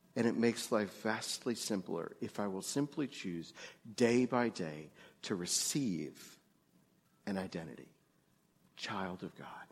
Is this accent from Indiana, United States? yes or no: no; New York, United States; moved away; also born or lived in Greensburg, Pennsylvania; I grew up Jewish in New York